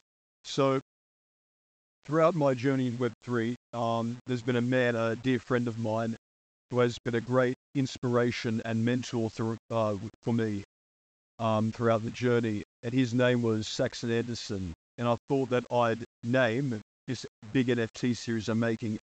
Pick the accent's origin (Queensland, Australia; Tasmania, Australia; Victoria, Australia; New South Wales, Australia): Tasmania, Australia; I'm from Tasmania, Australia.